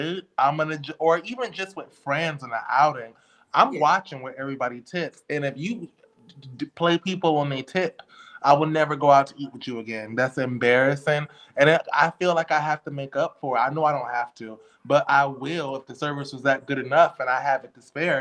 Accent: Louisiana, United States; I'm from Louisiana and I'm black

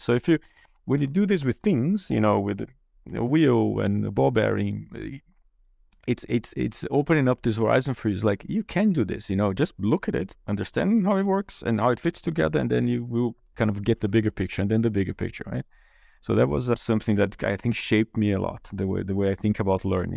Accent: Brazil; English is a second language; moved away as an adult; also born or lived in Germany; I grew up in Brazil and went to university there.

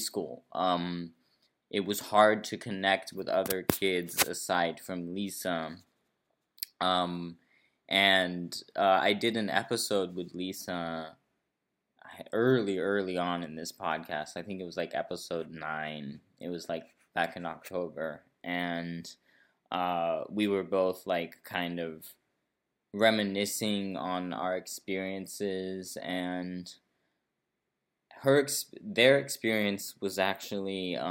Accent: Brazil; also born or lived in San Francisco, United States; I was born in Brazil, but then I did live in San Francisco, from like a few months old till 9 years old

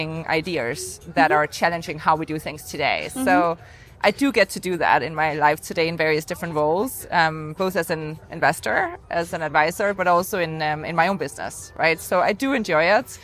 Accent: Denmark; now in New York, United States; When I'm home in Denmark

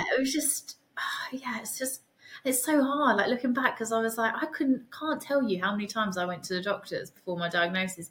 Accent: Suffolk, East of England, United Kingdom; also born or lived in Hull; I'm from Suffolk

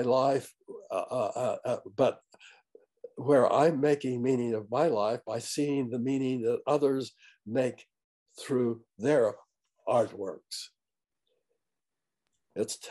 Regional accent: Fairview, United States; also born or lived in Lund, Idaho; where I grew up in Fairview

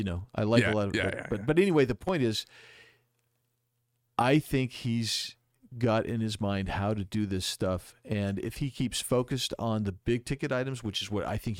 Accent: Arizona, United States; If as native guys, we understand Arizona's always been kind of an independent

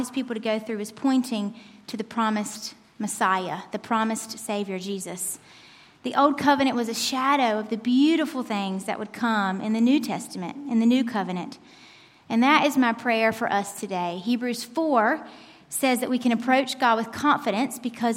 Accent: United States; moved away as an adult; also born or lived in Turkey; I'm an American. Born and raised

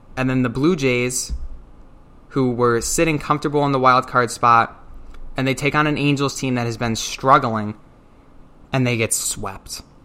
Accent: Detroit, Michigan, United States; I am from Detroit.

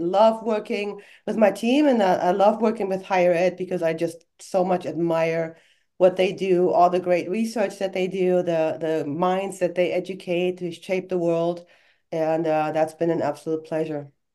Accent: Germany; English is a second language; moved away as an adult; now in United States; I was born and raised in Germany

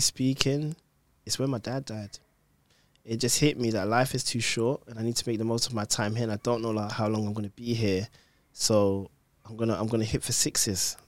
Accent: London, United Kingdom; I was born in London

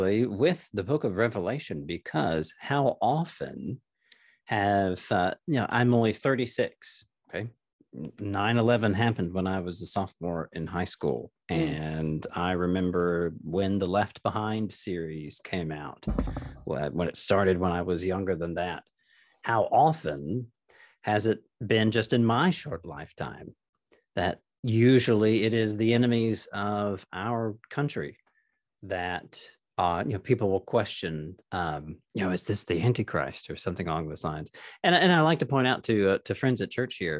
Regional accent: Tennessee, United States; now in Texas, United States; I'm from Tennessee, although I live in Texas these days.

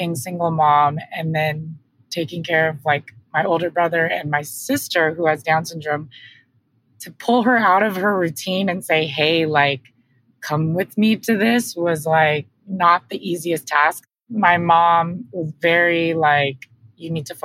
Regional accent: Riverside, California, United States; I grew up in Riverside, California

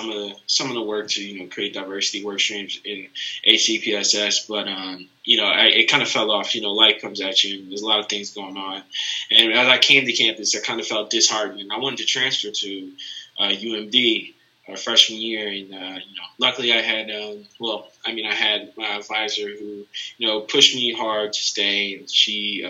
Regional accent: Baltimore, Maryland, United States; moved away as an adult; now in Lexington, United States; I'm from Baltimore, Maryland.

